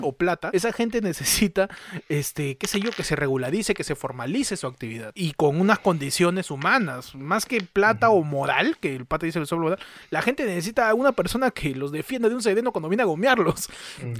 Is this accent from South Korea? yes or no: no; Peru